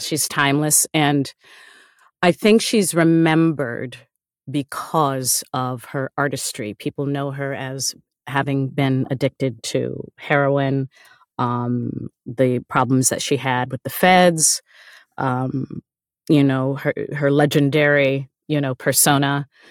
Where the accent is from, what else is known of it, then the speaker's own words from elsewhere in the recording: United States; a Black woman growing up in American culture